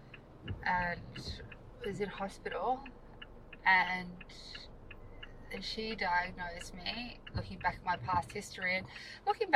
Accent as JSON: {"language": "English", "town": "Wagga Wagga", "region": "New South Wales", "country": "Australia", "moved": "yes", "said": "So I'm from Wagga Wagga, so I might have to go back to Wagga"}